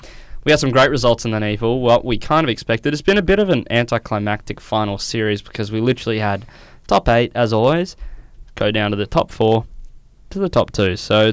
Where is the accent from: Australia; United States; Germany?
Australia; We're Aussie, mate. Aussie.